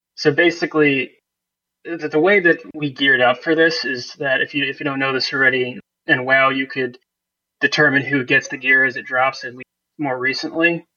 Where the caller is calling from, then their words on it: Poughkeepsie, New York, United States; I'm calling from Poughkeepsie, New York.